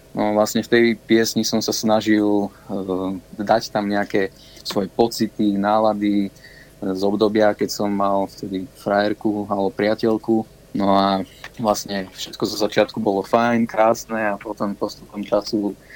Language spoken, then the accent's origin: Slovak; Banská Belá, Banská Bystrica Region, Slovakia; Som zo stredného Slovenska, ja som z dediny blízko Banskej Šiamice, ktorá sa volá Banská Bela.